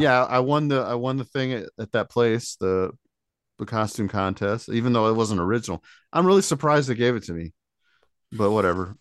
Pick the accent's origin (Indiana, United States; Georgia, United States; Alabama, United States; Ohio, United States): Indiana, United States; South Bend; I'm from South Bend and up this area, we don't have one